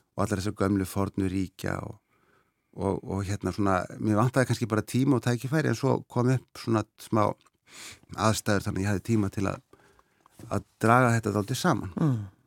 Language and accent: Icelandic; Seyðisfjörður, Eastern Region, Iceland; now in Sweden; ég var alveg upp á Seyðisfyrði fram að þessu